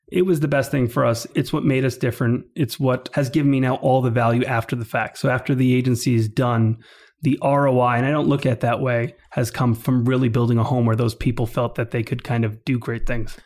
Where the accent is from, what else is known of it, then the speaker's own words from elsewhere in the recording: New York, United States; also born or lived in Calgary, Canada; I grew up in New York my whole life